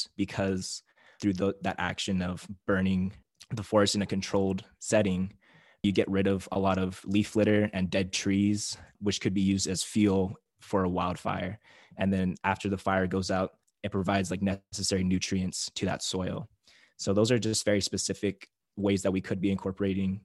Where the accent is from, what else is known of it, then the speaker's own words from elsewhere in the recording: Native Hawaiian, United States; being Native Hawaiian